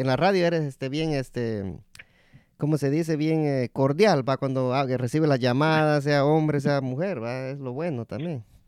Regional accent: Guatemala; moved away; also born or lived in El Salvador; mi papá es de Guatemala, pero yo nací en Guatemala

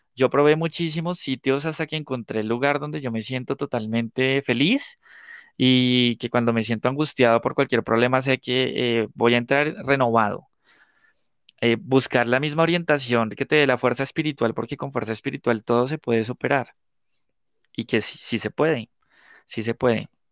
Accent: Guaduas, Cundinamarca, Colombia; also born or lived in Bogotá / La Dorada; yo nací en Bogotá, pero estudié toda la vida de adolescente, bueno, toda la parte de preadolescente y adolescente en Guaduas

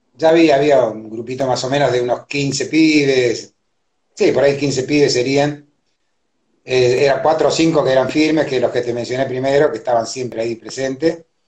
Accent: Argentina; yo soy argentino, nacido acá, mis viejos son paraguayos

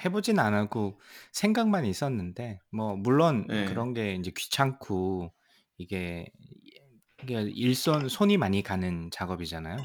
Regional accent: South Korea; also born or lived in Seoul, South Korea / Troy, New York, United States; now in United States; 저는 또 이제 지방 출신이다 보니까

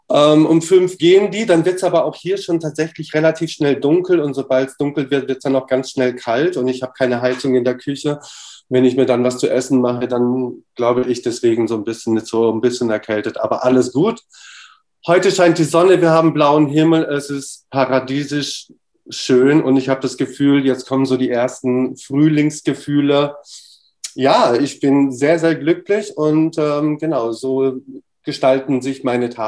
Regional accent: Romania; born there; Ich bin in Rumänien geboren, also das schicke ich mal kurz vorab, ja.

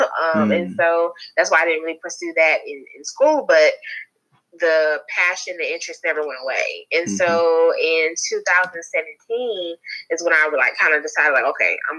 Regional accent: Charlotte, North Carolina, United States; I'm from North Carolina, from Charlotte, born and raised

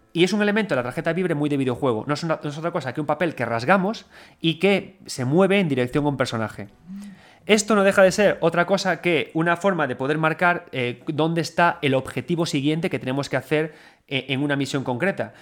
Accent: A Coruña, Galicia, Spain; cuando éramos chavales y chavalitos todos en Coruña

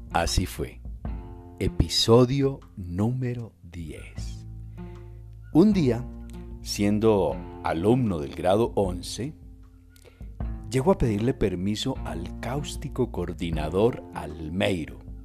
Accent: Quimbaya, Quindío, Colombia; yo era el director del grupo del teatro del colegio. Durante cinco años, háganme el favor, semejante institución en Quimbaya

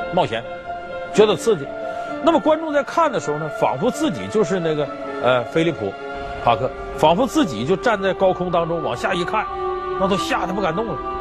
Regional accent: Northeast China, China; accent: Northeastern; 要搁我们东北话说有点嘚瑟的这个人

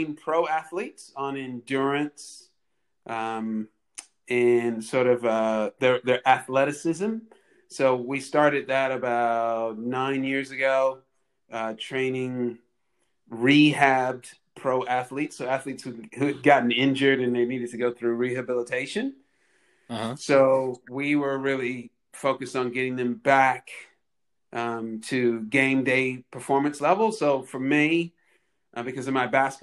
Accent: California, United States; moved away as an adult; also born or lived in New Orleans, Louisiana / New Hampshire; now in Victoria, Australia; I was born in New Orleans and grew up as a kid in California. So I went to grade school and high school in California

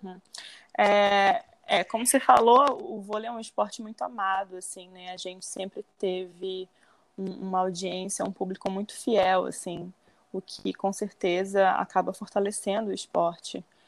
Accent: Belém, Pará, Brazil; moved away; eu comecei com de seis para sete anos por influência do meu pai aqui em Belém, que eu sou natural daqui de Belém, do Pará.

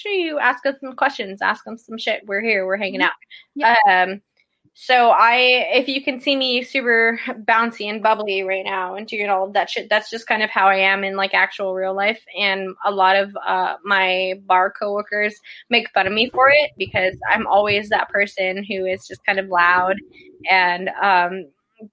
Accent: Texas, United States; I'm a Texan

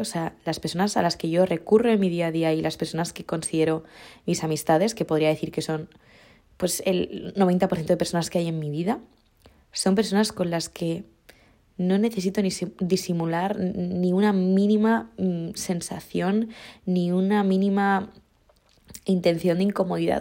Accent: Mallorca, Balearic Islands, Spain; now in Madrid, Spain; yo tengo la grandiosísima suerte de ser de Mallorca y de haber nacido en este lugar y de poder tener raíces aquí

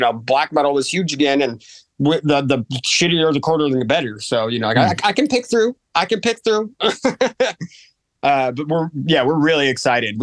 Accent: near Napa, California, United States; I grew up near Napa

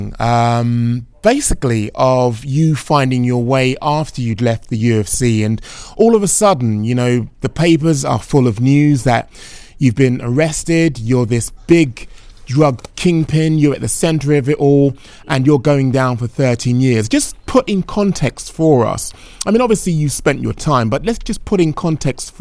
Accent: London, United Kingdom; I grew up in a place called Tottenham

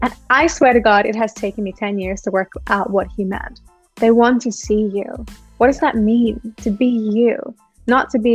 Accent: Australia; now in Germany; I grew up in Australia, so I'm an Australian. I grew up at the beach in some warmer weather than what we have here in Germany.

